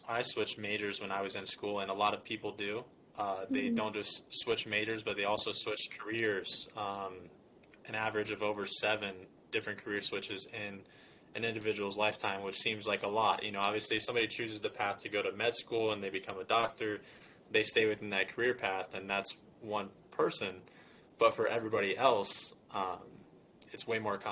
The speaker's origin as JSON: {"language": "English", "region": "Indiana", "country": "United States", "said": "I'm from Indiana"}